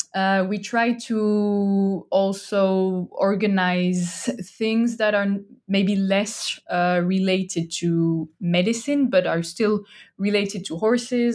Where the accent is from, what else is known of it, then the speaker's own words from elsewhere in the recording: France; English is a second language; moved away as an adult; now in Estonia; I'm originally from France. I'm not Estonian.